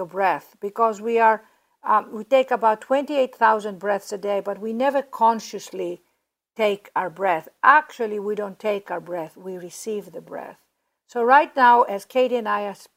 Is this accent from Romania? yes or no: no; Greece; also born or lived in London, United Kingdom; now in Los Angeles, United States; Ariana, my sister, and I were raised in Greece